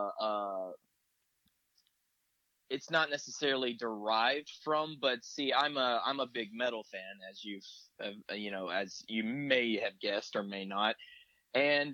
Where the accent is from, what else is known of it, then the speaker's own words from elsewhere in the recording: the South, Southern United States, United States; I'm from the South